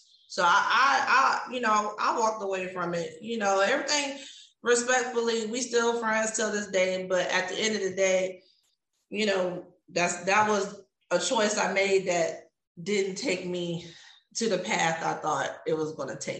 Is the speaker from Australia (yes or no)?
no; Virginia Beach, Virginia, United States; moved away as an adult; now in Houston, United States; I grew up in Virginia Beach, Virginia